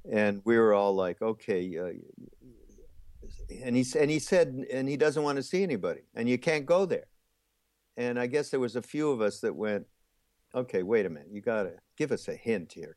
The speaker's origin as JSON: {"language": "English", "town": "Montreal", "region": "Quebec", "country": "Canada", "also_born_or_lived": "Los Angeles", "moved": "yes", "lives_now": "South Carolina, United States", "said": "I'm actually from Montreal"}